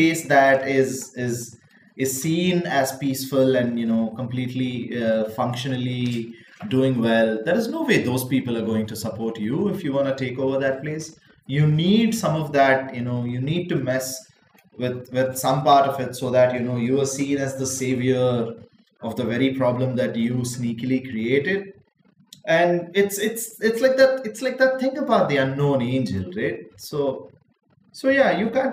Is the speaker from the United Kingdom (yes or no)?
no; India; I'm an Indian